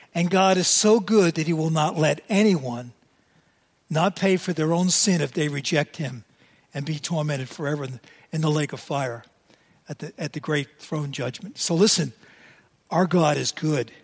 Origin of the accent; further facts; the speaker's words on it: New York City, New York, United States; I was born and raised in New York City